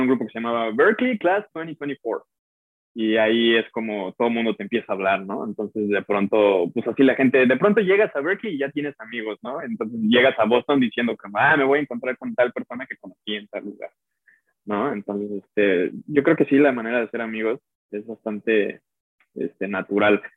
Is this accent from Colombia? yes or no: no; Mexico; moved away as an adult; now in United States; soy mexicano, y soy un músico mexicano, y, y representamos a México